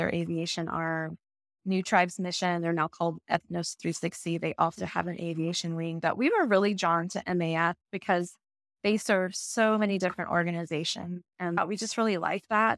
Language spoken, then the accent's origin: English; Savannah, Georgia, United States; I grew up in Savannah, Georgia